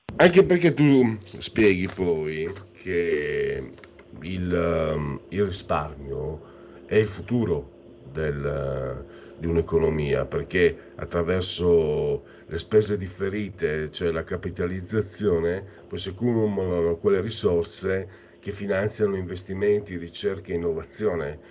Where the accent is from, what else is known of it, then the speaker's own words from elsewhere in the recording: northeast Italy, Italy; quando ero giovine, operaio, 35 anni fa, tu giravi dalle mie parti Ah, eravamo schiavizzati, eravamo come i negri prima di Lincoln nelle fabbriche del nord-est